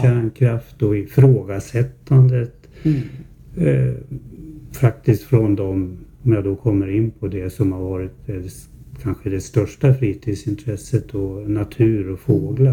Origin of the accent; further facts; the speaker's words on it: Herräng, Stockholm County, Sweden; Jag är född 1952 här i Herräng.